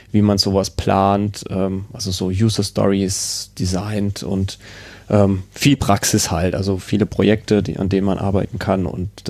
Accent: Karlsruhe, Baden-Württemberg, Germany; Äh, also ich komme ja aus Karlsruhe, da ist er ja gar nicht empfangbar

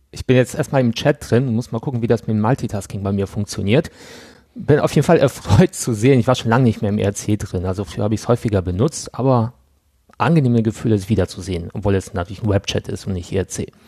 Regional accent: Poland; born there; Also ich bin in Polen geboren und der Teil der Familie ist dort äh, in der Bank oder beim Finanzamt tätig.

